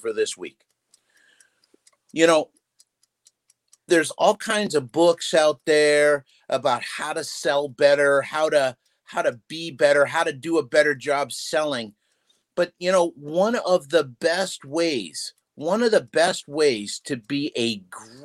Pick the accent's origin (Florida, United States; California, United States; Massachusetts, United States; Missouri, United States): Massachusetts, United States; moved away; I'm from Massachusetts originally